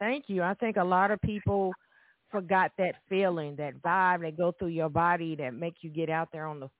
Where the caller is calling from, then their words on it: Evansville, Indiana, United States; Well, I'm calling from Evansville, Indiana